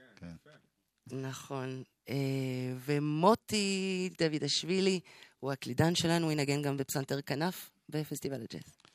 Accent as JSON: {"language": "Hebrew", "country": "Israel", "also_born_or_lived": "Congo / Morocco", "said": "אני חצי ישראלית, חצי קונגולזית, רבע מרוקאית. אה, אני חיה פה מ-85, ישראלית לכל דבר"}